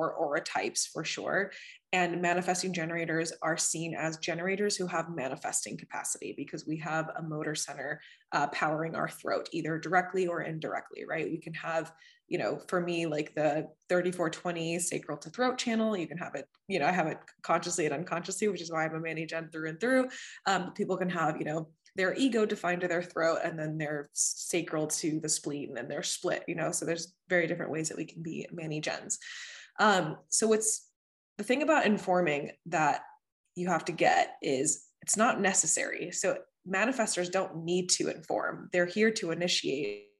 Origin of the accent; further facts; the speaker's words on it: Texas, United States; moved away as an adult; also born or lived in Venezuela; now in Boston, United States; I'm originally from Venezuela and I grew up in Texas and now I live in Boston.